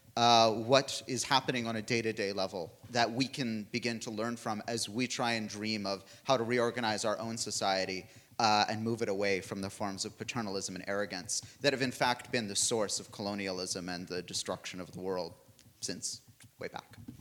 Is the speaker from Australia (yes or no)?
no; Canada; I'm a Canadian